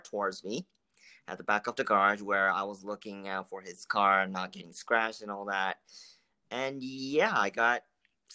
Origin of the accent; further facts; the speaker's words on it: Tokyo, Japan; moved away as an adult; also born or lived in New York; now in Canada; I was born and raised in Tokyo, Japan